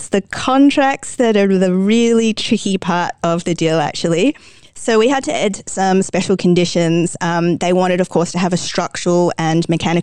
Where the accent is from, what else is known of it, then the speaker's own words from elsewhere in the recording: Australia; now in Dubai, United Arab Emirates; I'm obviously from Australia where there's a phrase, everything can kill you